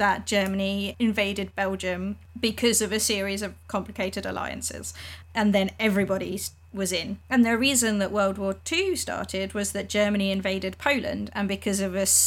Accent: England, United Kingdom; as an English person

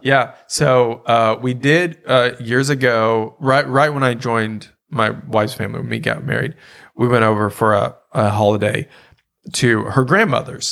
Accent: Louisiana, United States; moved away; also born or lived in Ohio / Oklahoma; Growing up in Louisiana

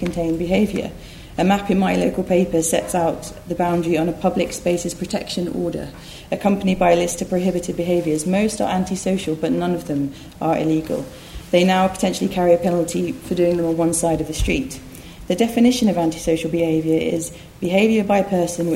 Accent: Essex, East of England, United Kingdom; I grew up in Essex

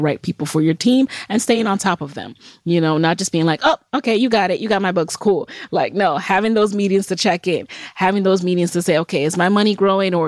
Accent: New York City, New York, United States; also born or lived in Jamaica; I grew up in the Bronx.

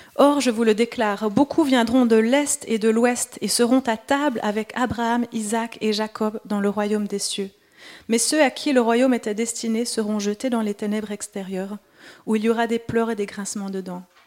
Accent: Switzerland; accent: Swiss; moved away; je suis suisse, peut-être ça s'entend encore un peu avec mon accent

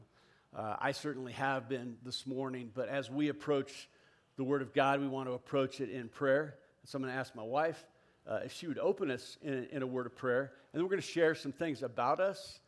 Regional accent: South Orange County, Southern California, United States; I was born and raised in Southern California. Grew up down in South Orange County.

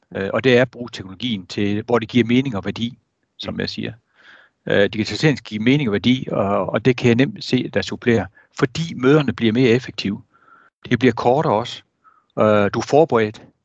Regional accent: Jutland, Denmark; nu er jeg jyde

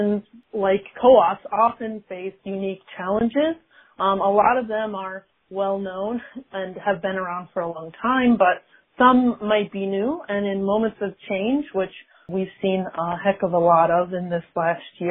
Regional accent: Rochester, New York, United States; So I am from Rochester, New York, born and raised. I live there now

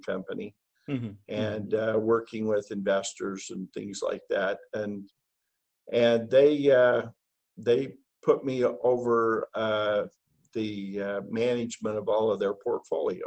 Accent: Idaho, United States; moved away as an adult; now in Utah, United States; I'm from originally from Idaho

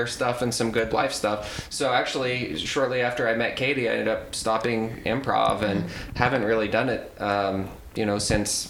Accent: Carbondale, Illinois, United States; moved away as an adult; also born or lived in Memphis / Nashville / Atlanta / Chicago; I grew up in Southern Illinois, Carbondale area.

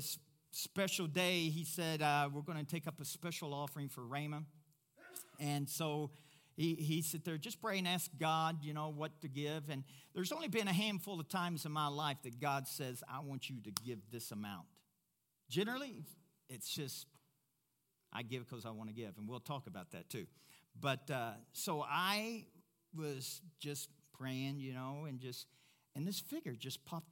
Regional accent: Louisville, Kentucky, United States; moved away as an adult; also born or lived in Africa; now in Pueblo, United States; Louisville, Kentucky, my hometown

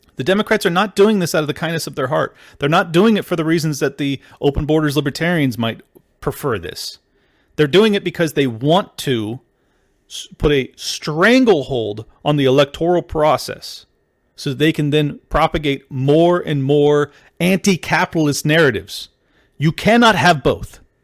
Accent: San Diego, California, United States; I grew up in San Diego.

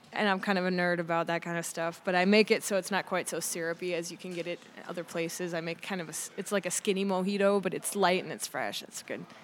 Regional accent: River Falls, Wisconsin, United States; moved away; I have a lot of love for my hometown, although my, you know, my childhood growing up was great

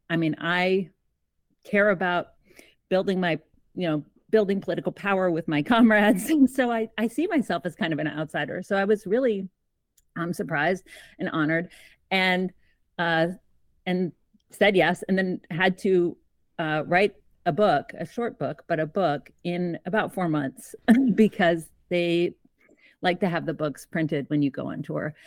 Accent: Georgia, United States; also born or lived in Canada; I'm Canadian. I grew up in Georgia, so in the American South, but I'm Canadian

